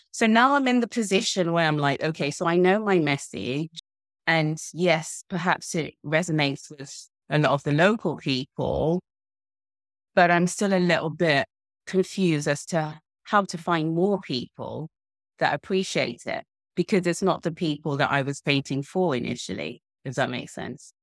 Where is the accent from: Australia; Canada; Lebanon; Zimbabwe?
Zimbabwe; now in United Kingdom; I grew up in Zimbabwe, and it was post-colonial